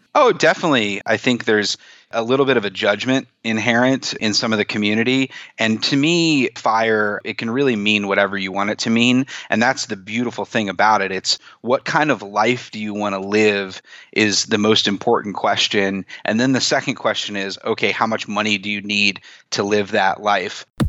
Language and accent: English; East Coast, United States; also born or lived in Chicago; now in New York City, United States; I grew up on the East Coast